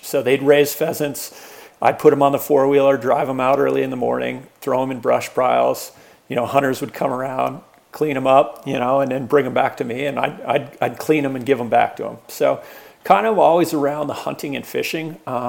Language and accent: English; Hotchkiss, Colorado, United States; also born or lived in Boulder, Colorado; Born and raised in Colorado. I was actually born in Boulder. And then grew up on the Western Slope, tiny little farm town, Hotchkiss, Colorado, you know, known for probably coal mining and farming or ranching versus anything else. And all the way through high school there